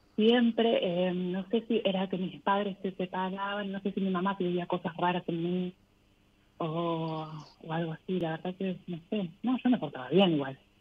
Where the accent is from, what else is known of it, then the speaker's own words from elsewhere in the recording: Buenos Aires, Argentina; De acá, de Capital Federal.